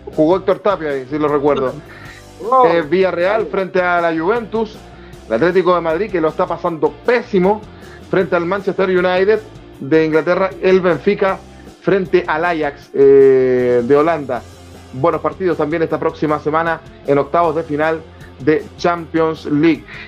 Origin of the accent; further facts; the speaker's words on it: Chile; a uno como chileno